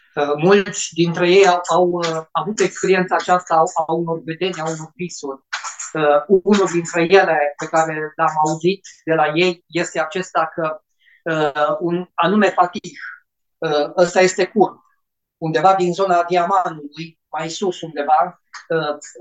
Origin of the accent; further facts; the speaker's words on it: Romania; Noi ca și români